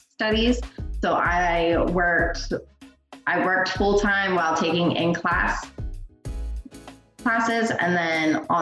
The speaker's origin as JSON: {"language": "English", "town": "Hanover", "region": "Pennsylvania", "country": "United States", "tie": "born or raised there", "moved": "as an adult", "said": "I was born and raised there until I hit 18"}